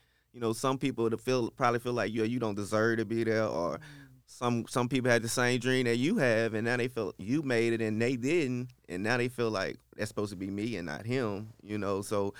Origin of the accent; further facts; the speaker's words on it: Shreveport, Louisiana, United States; From Shreveport, Louisiana. Yes, born and raised. In the Queensboro area. I attended high school at Fair Park High.